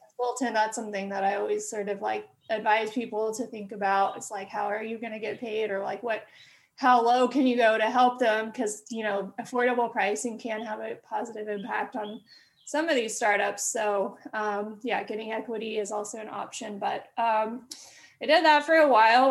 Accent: Amarillo, Texas, United States; I'm originally from Amarillo, Texas. It's in um, West Texas and a small city um, and uh, so just was born and raised there

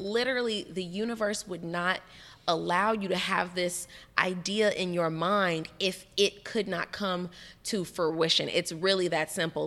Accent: Miami, Florida, United States; us Miami folks

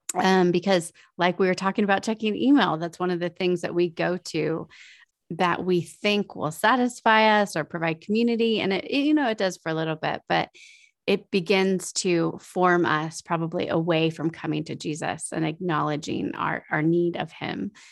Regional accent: United States; as our American way of life

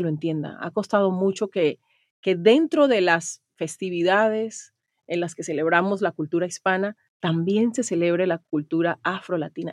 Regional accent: Chocó, Colombia; periodista colombiana, chocuana

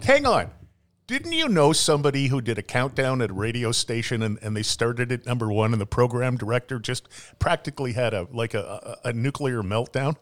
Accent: Ireland; being Irish

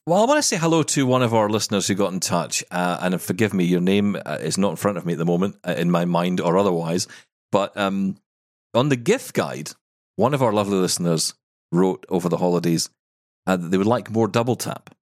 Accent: Scotland, United Kingdom; I'm the Scottish one

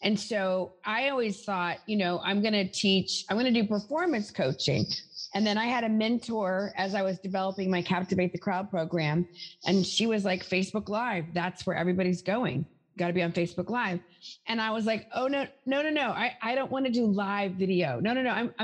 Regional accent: the South, United States; moved away; I'm from the South originally.

